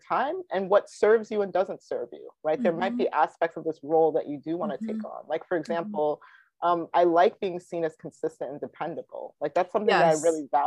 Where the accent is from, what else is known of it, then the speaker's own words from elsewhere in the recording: Ghana; I'm Ghanaian